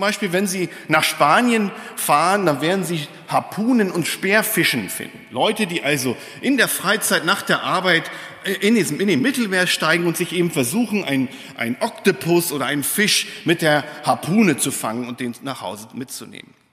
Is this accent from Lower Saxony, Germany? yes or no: yes; Lohne, Lower Saxony, Germany; Ich bin gebürtig aus Niedersachsen tatsächlich, Lohne Dinklage, da wo die Schweine wohnen.